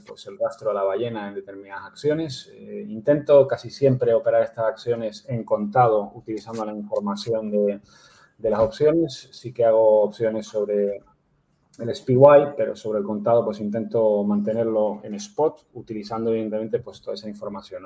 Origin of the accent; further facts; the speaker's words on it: Canary Islands, Spain; yo soy nacido en Canarias, o sea que podría decir que yo me siento canario